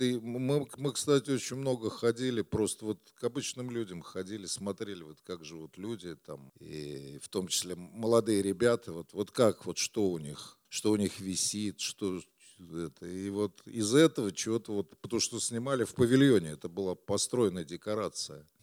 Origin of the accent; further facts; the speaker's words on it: Moscow, Russia; Это было на Красный Пресне, бараки. Я, кстати, их тоже помню, потому что когда я родился, мы а, с папой, они жили там какое-то время, лет до пяти мы жили